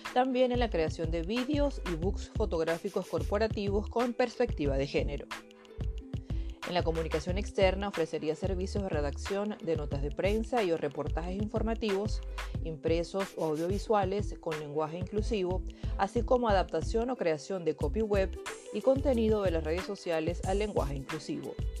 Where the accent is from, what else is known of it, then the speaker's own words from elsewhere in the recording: Venezuela; moved away as an adult; now in Spain; Nací en Venezuela, pero actualmente llevo casi 10 años radicada en España.